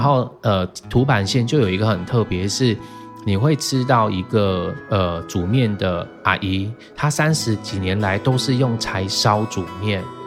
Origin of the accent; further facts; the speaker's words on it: Taiwan; also born or lived in Jinlun, Taitung / Taichung; now in Taitung, Taiwan; 我从小在城市长大嘛，我嗯爸妈其实很早就把我们带到城市去